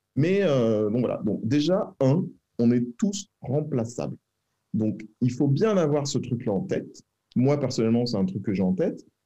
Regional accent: Rueil-Malmaison, Île-de-France, France; also born or lived in Versailles; je suis né à Versailles, j'ai grandi à Rueil-Malmaison

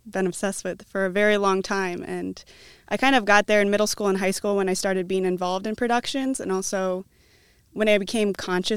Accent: Cedar Rapids, Iowa, United States; also born or lived in Des Moines / New York City; I was born and raised here in Cedar Rapids

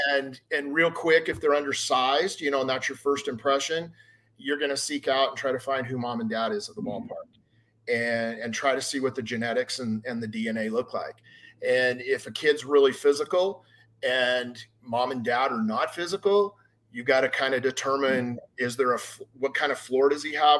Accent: Hurricane, Utah, United States; also born or lived in St. George, Utah; I grew up in Hurricane, Utah, a little small town outside of St. George.

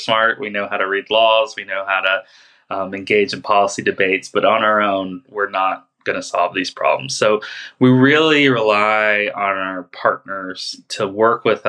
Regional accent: Los Angeles, California, United States; I'm from Los Angeles, and I work with a coalition called the Los Angeles County Electric Truck and Bus Coalition

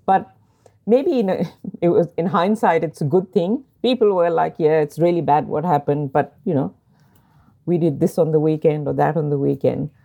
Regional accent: Lahore, Punjab, Pakistan; moved away as an adult; also born or lived in Sydney / Port Macquarie; now in Australia; I grew up in Lahore, a city of ten million people

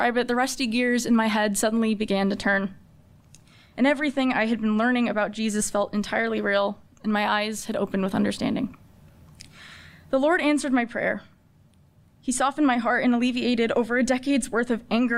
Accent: San Diego, California, United States; I'm from San Diego, California. And faith was a minuscule part of my life growing up

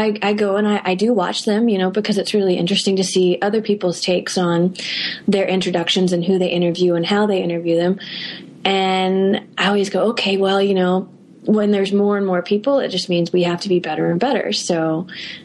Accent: United States; being an American

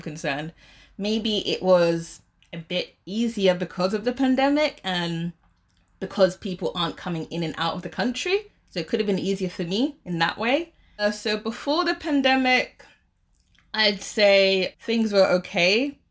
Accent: London, United Kingdom; moved away as an adult; now in Shanghai, China; I'm from London, but I have, uh, like, a Caribbean background

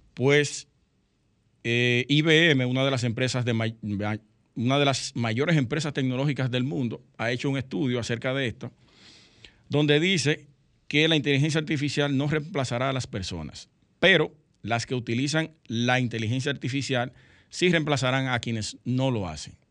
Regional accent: Sosúa, Puerto Plata, Dominican Republic; now in Santo Domingo, Dominican Republic; Yo soy de Sosúa

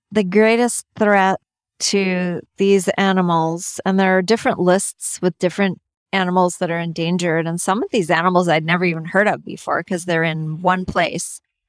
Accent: Canada; I'm from Canada.

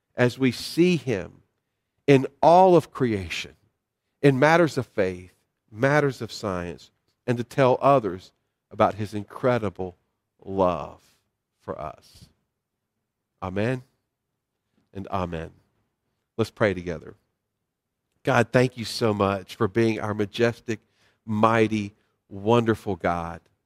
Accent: North Carolina, United States; the little church I grew up in in North Carolina

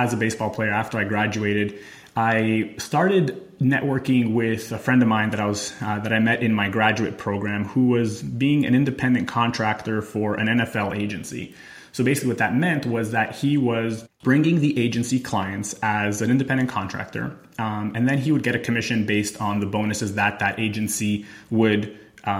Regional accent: Montreal, Quebec, Canada; moved away as an adult; also born or lived in Albany, New York / Thailand / Italy; I left Canada. I'm from Montreal.

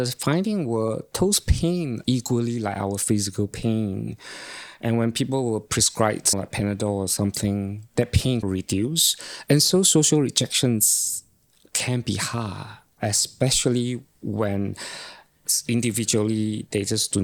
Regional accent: Malaysia; now in New Zealand; growing up in Malaysia

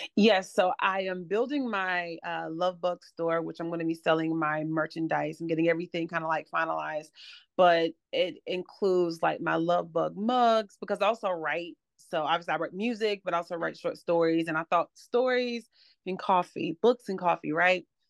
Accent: Atlanta, Georgia, United States; now in Charlotte, United States; live in Charlotte now, but I'm originally from Atlanta, Georgia.

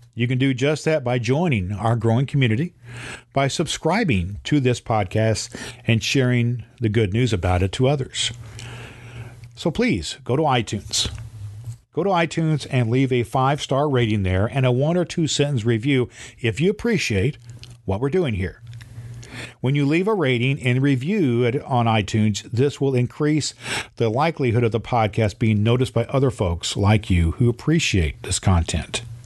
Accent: Terre Haute, Indiana, United States; I was born in Terre Haute, Indiana, and I have served as an ordained elder in the Indiana Conference

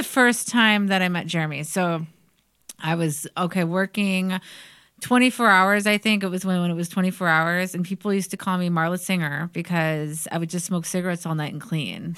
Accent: Parma, Ohio, United States; I grew up in Parma

